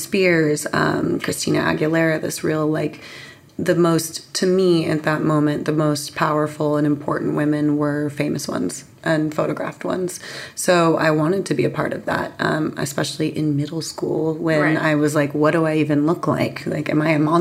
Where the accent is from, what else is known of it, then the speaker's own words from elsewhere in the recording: San Diego, California, United States; also born or lived in London; that's where I grew up. I was born in London, but was raised in San Diego